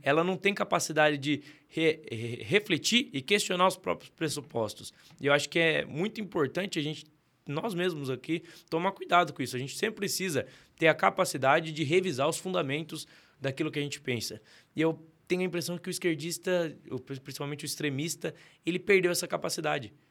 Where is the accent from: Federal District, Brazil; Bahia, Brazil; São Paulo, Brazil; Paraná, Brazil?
São Paulo, Brazil; Sorocaba; also born or lived in São José dos Campos; eu nasci em Sorocaba, mas com 11 anos mudei para São José dos Campos